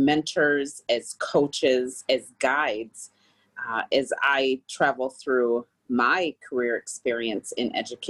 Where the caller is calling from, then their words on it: Minneapolis, Minnesota, United States; I come to you from Minneapolis, Minnesota, from the Twin Cities.